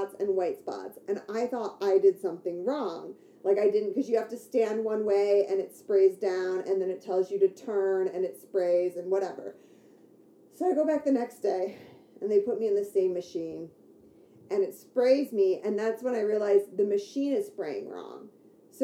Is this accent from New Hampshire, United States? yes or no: no; Detroit suburbs, Michigan, United States; I grew up in the Detroit suburbs